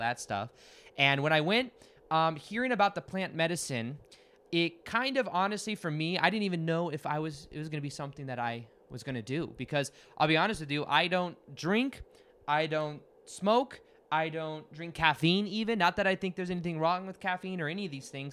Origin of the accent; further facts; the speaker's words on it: Las Vegas, Nevada, United States; I'm from Las Vegas